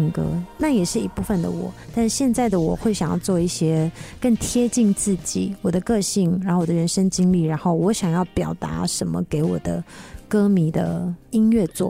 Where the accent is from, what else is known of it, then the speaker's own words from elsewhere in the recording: Taiwan; 因为我们原住民，我们部落每个人都很爱唱歌啊